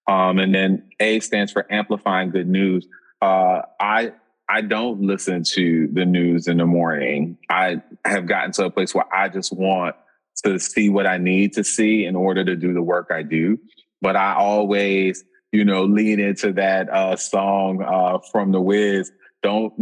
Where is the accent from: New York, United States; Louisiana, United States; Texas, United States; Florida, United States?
Louisiana, United States; New Orleans; now in Boston, United States; being from New Orleans.